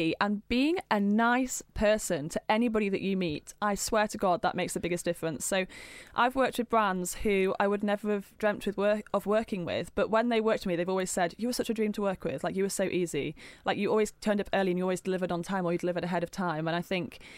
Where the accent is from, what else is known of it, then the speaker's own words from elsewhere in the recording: near Hull, Yorkshire and the Humber, United Kingdom; I was brought up in Yorkshire on a farm